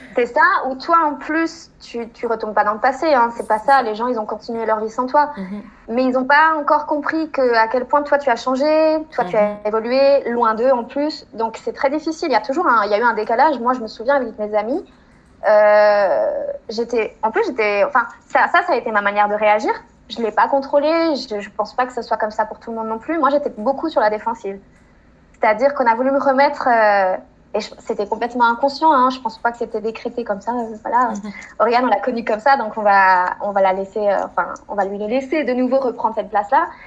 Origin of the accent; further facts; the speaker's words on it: France; moved away as an adult; also born or lived in Chile; Ça faisait trois mois que j'étais rentrée en France